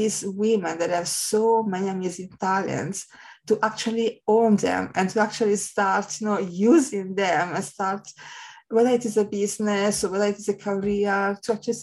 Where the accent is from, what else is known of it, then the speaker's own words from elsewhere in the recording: Italy; I'm from Italy